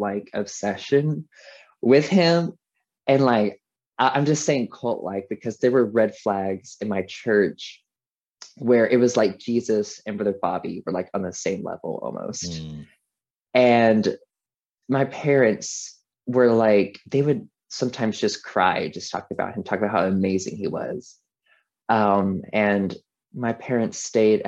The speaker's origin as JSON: {"language": "English", "town": "Walkertown", "region": "North Carolina", "country": "United States", "tie": "born or raised there", "said": "I went to Gospelite Baptist Church at Walkertown, North Carolina"}